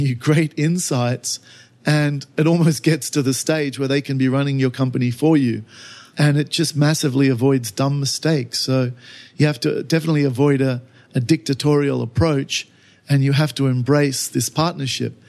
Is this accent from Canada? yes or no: no; Australia; now in China; I'm Australian.